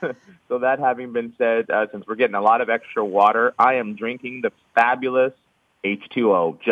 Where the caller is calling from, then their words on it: San Francisco Bay Area, California, United States; I'm calling from the wonderful, rainy San Francisco Bay Area.